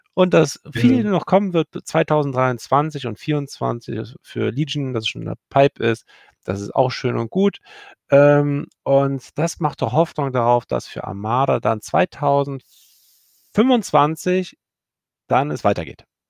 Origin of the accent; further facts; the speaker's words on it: Cologne, North Rhine-Westphalia, Germany; bin in gebürtiger Kölner und wohnhaft in Köln